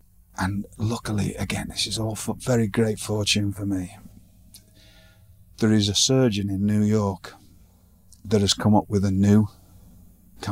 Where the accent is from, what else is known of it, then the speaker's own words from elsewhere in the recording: Blackpool, North West England, United Kingdom; moved away; in my hometown